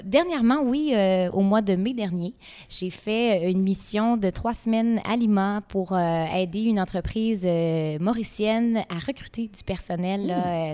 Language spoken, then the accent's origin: French; Gaspé, Quebec, Canada; On est chez moi, dans ma ville natale